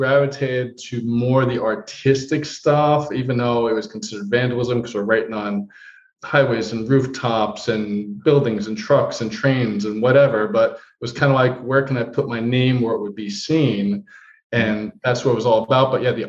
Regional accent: Heidelberg, Baden-Württemberg, Germany; born there; I was born on the Heidelberg Army Base, Heidelberg, Germany.

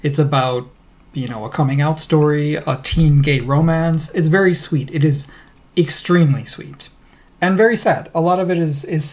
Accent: United States; now in Canada; As an American

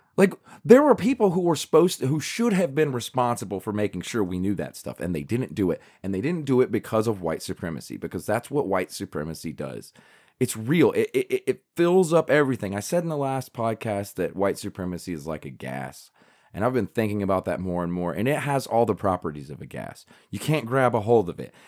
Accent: South Carolina, United States; I'm from South Carolina, so I took South Carolina history

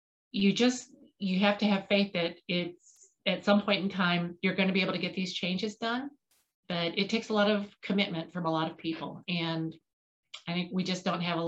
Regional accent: Payson, Illinois, United States; I'm from Podunk, Payson, Illinois, the middle of nowhere

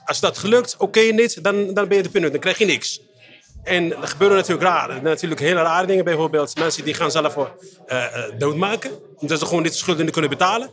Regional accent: Morocco; now in Netherlands; ik kom uit Marokko

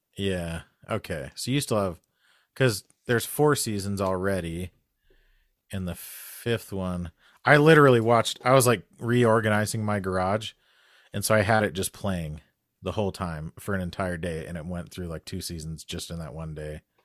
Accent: Albuquerque, New Mexico, United States; I grew up in Albuquerque

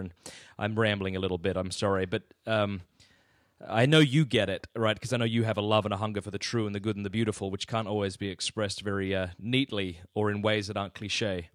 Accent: Australia; moved away as an adult; now in United States; I come from Australia. Yeah, so the deep South, man. Yeah, I was born in Australia

